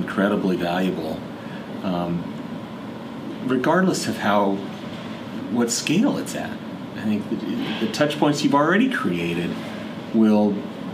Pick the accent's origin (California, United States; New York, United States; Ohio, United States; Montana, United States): Montana, United States; moved away as an adult; also born or lived in Idaho; now in Seattle, United States; spending the broader time in my life in Montana, growing up in Montana and going to college there as well